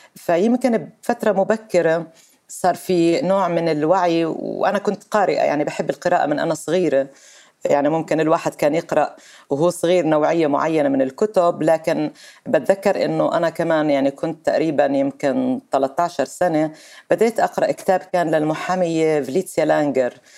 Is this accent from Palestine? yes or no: yes; Nablus, West Bank, Palestine; انا من مواليد نابلس